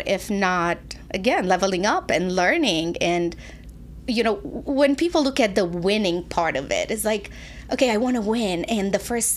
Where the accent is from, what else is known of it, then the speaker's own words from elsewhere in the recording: Romania; moved away as an adult; now in United States; I moved when I was 20 from Romania.